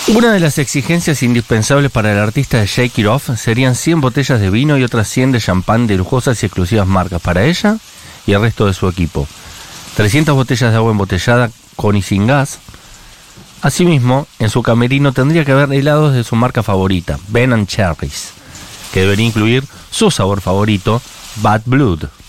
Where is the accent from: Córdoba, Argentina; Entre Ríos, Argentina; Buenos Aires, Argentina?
Buenos Aires, Argentina; yo, por ejemplo, nací a dos cuadras de mi casa, donde vivo ahora, en San Cristóbal